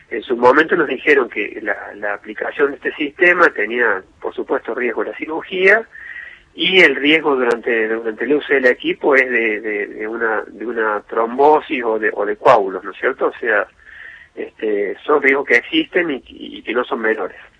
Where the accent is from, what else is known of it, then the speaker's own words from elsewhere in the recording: Córdoba, Argentina; nosotros somos de Córdoba